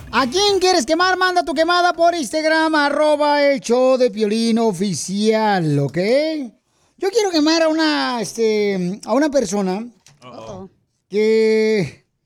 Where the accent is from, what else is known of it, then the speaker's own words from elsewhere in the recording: Bolivia; now in Bloomington, United States; Sálvale, campeón, porque aquí venimos de Bolivia, Estados Unidos, aquí a Bloomington.